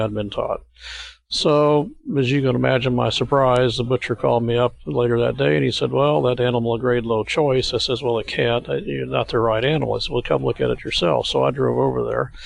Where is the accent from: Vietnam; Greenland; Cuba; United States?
United States; Missouri; We're from the Show Me State of Missouri, so we didn't really believe things till we do them ourselves